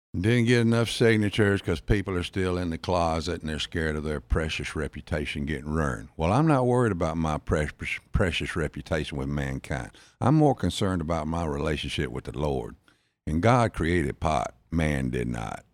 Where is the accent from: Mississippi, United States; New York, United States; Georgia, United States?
Mississippi, United States; Jackson; accent: South Jackson drawl; also born or lived in Florence, Mississippi / Biloxi, Mississippi; I was born in South Jackson, then moved to Florence, Mississippi, in Rankin County